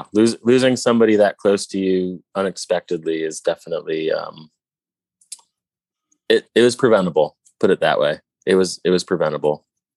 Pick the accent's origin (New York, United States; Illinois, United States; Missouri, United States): Missouri, United States; St. Louis; When I moved here, I thought I was really good because I came from St. Louis, which is a very small music scene.